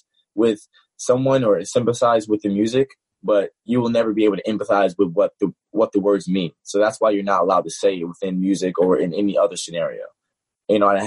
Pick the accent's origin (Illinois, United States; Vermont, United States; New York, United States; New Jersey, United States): New York, United States; New York City; I grew up in Bronx, New York